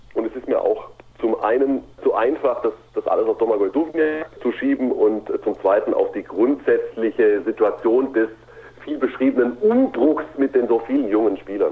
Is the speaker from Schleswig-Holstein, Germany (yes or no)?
no; Ulm, Baden-Württemberg, Germany; ich komme ja aus der Ulmer Gegend